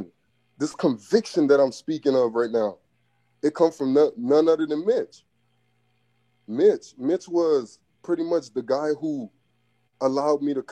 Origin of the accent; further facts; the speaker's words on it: Miami, Florida, United States; I'm from Biscayne, so I was raised around like 79th Street, 80, 81st, 88, 85th, 86th, around that area